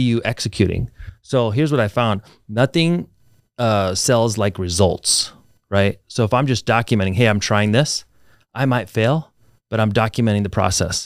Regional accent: Reno, Nevada, United States; moved away as an adult; also born or lived in Alaska; now in Las Vegas, United States; I grew up in Reno

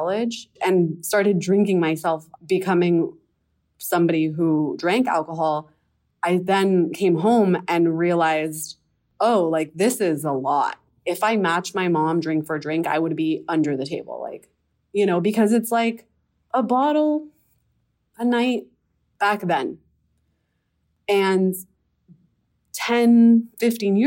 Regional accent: Miami, Florida, United States; I'm from Miami, Florida.

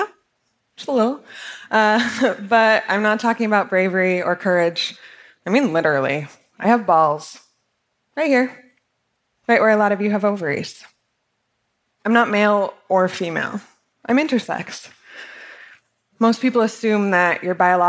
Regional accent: Salt Lake City, Utah, United States; I grew up in Salt Lake City, Utah.

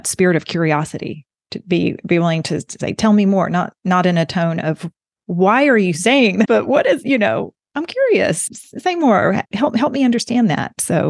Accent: Alabama, United States; you don't sound like you're from Alabama. And I have modified my accent over the years. People used to make fun of me where I went.

